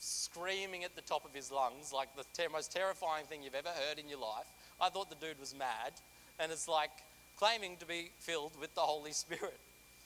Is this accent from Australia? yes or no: yes; Australia; moved away as an adult; now in Central Coast, Australia; I'm from a very small country town